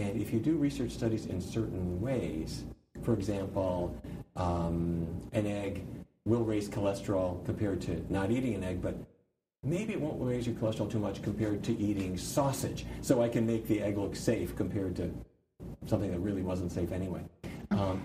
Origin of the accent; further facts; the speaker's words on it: Fargo, North Dakota, United States; I grew up in Fargo, North Dakota, and I come from a long line of cattle ranchers.